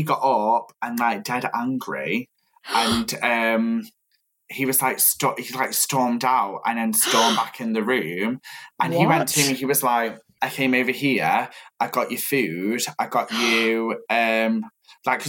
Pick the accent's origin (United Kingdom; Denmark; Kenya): United Kingdom; Stoke-on-Trent, West Midlands; now in Manchester, United Kingdom; I'm from Stoke, but I live in Manchester